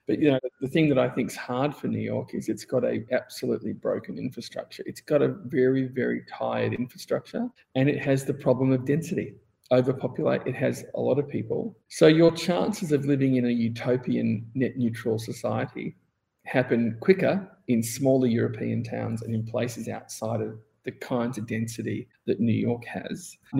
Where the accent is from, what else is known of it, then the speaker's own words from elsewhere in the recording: Australia; I mean, I came from Australia where it was a mandatory 4-week holiday plus all the public holidays plus.